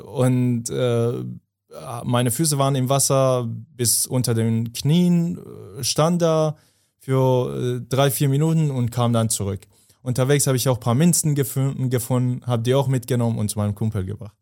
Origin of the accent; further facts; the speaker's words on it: Afghanistan; moved away; ich komme ja aus Afghanistan